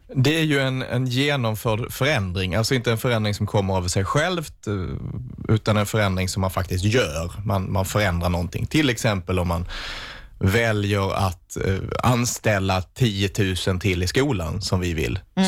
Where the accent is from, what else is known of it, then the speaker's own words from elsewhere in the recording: Vittsjö, Skåne, Sweden; i Vittsjö där jag är ifrån